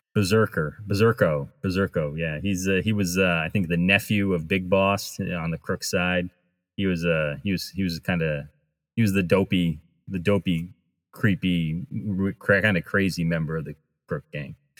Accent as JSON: {"language": "English", "country": "United States", "tie": "born or raised there", "said": "I grew up near Rhode Island"}